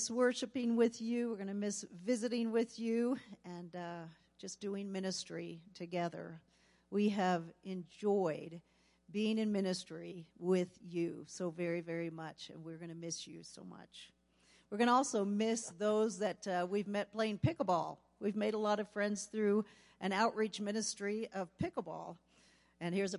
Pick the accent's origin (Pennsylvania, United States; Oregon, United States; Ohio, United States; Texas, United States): Pennsylvania, United States; now in Gaithersburg, United States; I grew up in Pennsylvania, and my mom still lives there